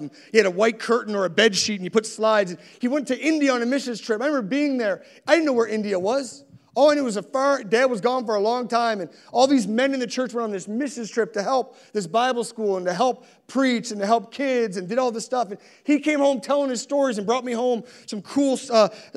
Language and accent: English; Halifax, Nova Scotia, Canada; also born or lived in Sackville, Nova Scotia; I grew up in Spryfield